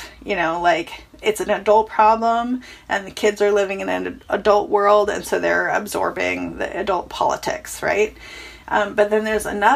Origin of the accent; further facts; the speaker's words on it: Chico, California, United States; my hometown caught fire. I'm from a town called Chico, California